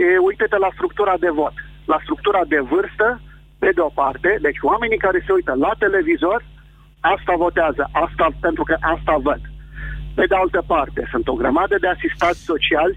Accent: Vrancea County, Romania; sunt din Vrancea

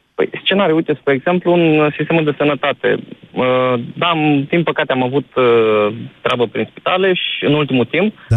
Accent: Iași, Iași County, Romania; eu sunt din Iași

